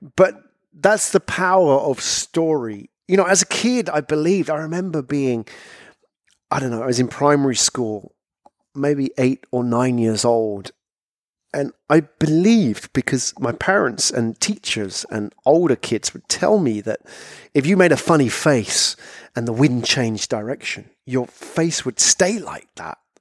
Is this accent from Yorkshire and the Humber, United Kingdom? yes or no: no; London, United Kingdom; moved away as an adult; also born or lived in Japan; I was from London